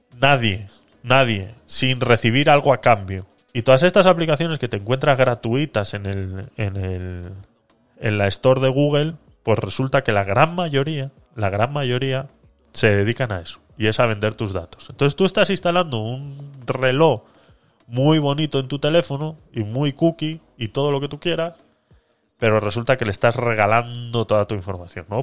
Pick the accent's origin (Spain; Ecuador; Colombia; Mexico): Spain; Vitoria-Gasteiz, Basque Country; moved away as an adult; also born or lived in Panama; soy vasco, de Vitoria.